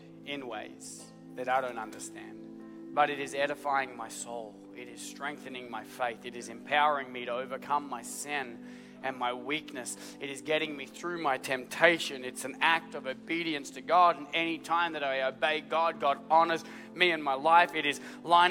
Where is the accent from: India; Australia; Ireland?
Australia; I'm Australian